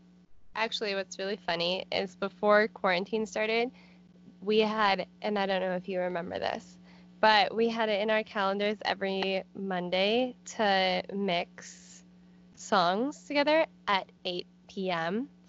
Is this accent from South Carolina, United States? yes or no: no; Denver, Colorado, United States; And we're from Denver.